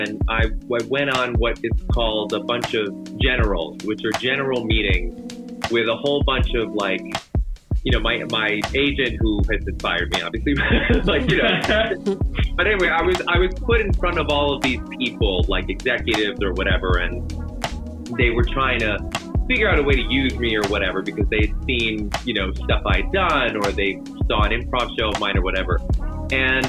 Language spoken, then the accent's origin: English; New York City, New York, United States; I grew up in New York City